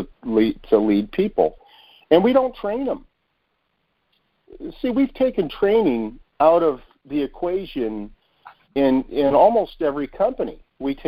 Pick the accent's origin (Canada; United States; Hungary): United States; we, as an American